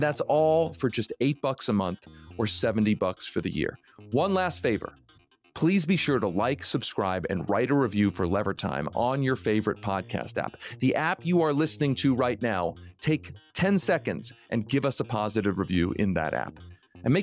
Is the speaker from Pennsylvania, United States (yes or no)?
yes; Pennsylvania, United States; Josh and I grew up in outside of Philadelphia.